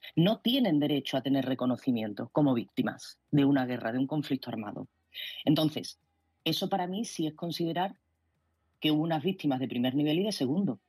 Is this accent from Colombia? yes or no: no; Spain; como española